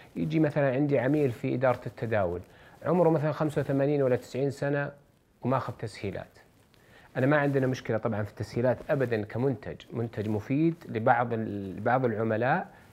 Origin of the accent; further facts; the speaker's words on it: Saudi Arabia; عندنا في السعوديه